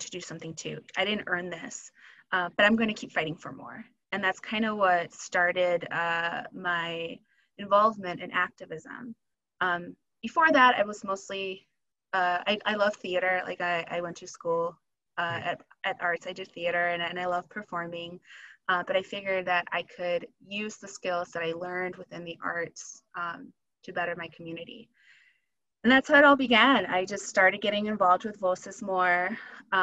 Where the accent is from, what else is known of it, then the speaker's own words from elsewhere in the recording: Wisconsin, United States; also born or lived in Michoacán, Mexico / California; I was seven when we moved to Wisconsin